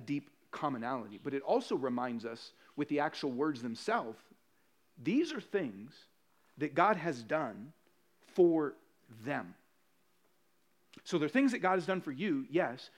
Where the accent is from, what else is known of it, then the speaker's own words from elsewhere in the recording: Puerto Rico; I'm Puerto Rican.